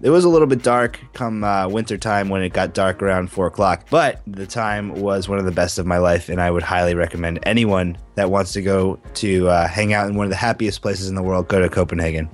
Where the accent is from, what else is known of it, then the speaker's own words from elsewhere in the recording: United States; I feel bad being an American